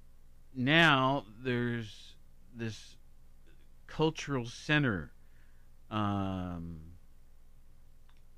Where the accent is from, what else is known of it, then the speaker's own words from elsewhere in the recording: Worthington, Ohio, United States; also born or lived in Honolulu / Los Angeles / San Francisco; now in Athens, United States; Columbus certainly is my hometown, Worthington.